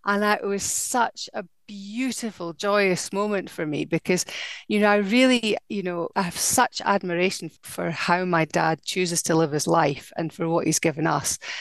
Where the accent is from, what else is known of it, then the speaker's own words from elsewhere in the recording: Dundee, Scotland, United Kingdom; dundee my hometown